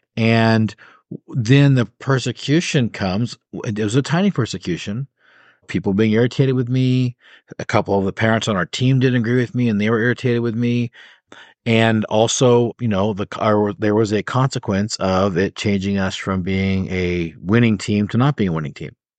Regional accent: United States; as an American

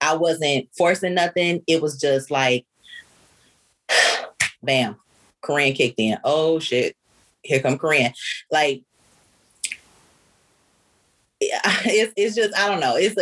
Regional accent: Detroit, Michigan, United States; my great grandmother was French and I'm from Detroit, Detroit

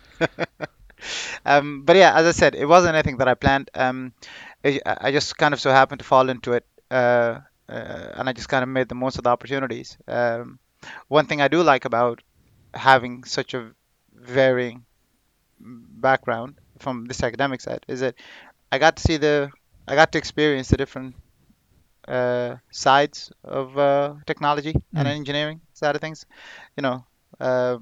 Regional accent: Ireland; moved away as an adult; also born or lived in Saudi Arabia / Sudan / Manorhamilton / Galway; now in United Kingdom; I grew up in Ireland. I studied in northwest of Ireland and the west of Ireland as well

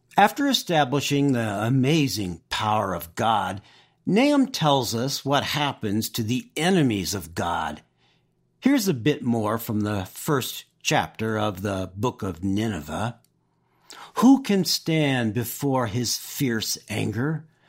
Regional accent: Oxnard, California, United States; I grew up in Southern California

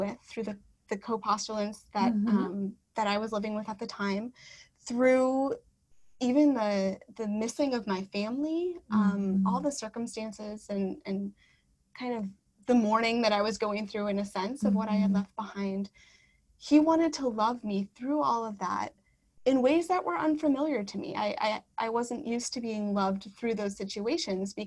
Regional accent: Wisconsin, United States; moved away; I'm from Wisconsin, so New York City, Wisconsin are two very different places.

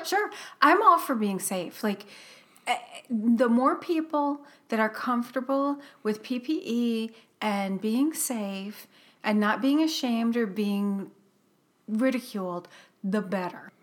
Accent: Midwest, United States; we grew up in the Midwest where there were, um, tornadoes

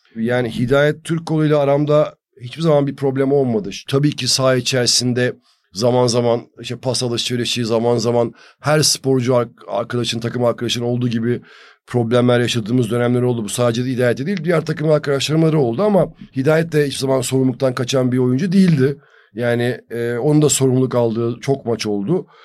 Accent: Turkey; bir Türk olarak

